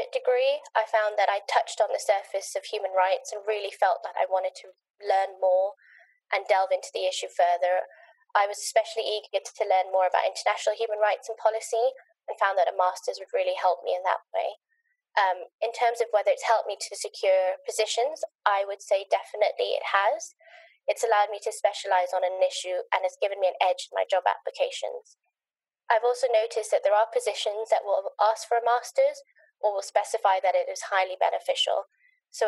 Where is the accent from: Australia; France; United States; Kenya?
Kenya; also born or lived in Nottingham; now in London, United Kingdom; I was born and brought up in Kenya